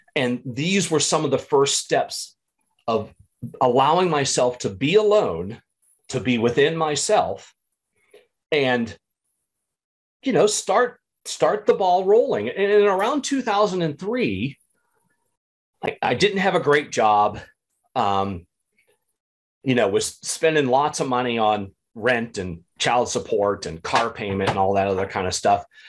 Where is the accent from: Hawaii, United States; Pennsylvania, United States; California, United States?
Pennsylvania, United States; small town in; now in Illinois, United States; growing up in the Catholic church, small town in Pennsylvania